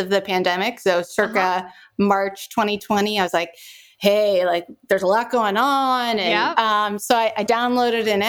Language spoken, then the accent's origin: English; Pasadena, California, United States; I'm from Pasadena